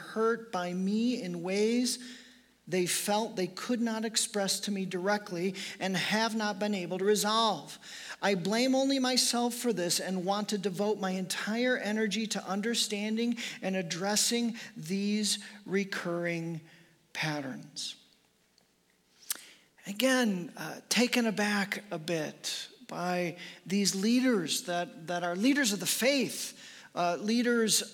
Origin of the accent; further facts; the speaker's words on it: Chicago, Illinois, United States; moved away; I am from Chicago, was born and raised in the suburbs of Chicago